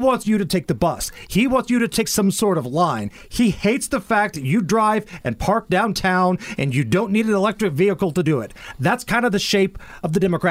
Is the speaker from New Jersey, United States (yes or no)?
no; Beech Grove, Indiana, United States; my hometown in Beech Grove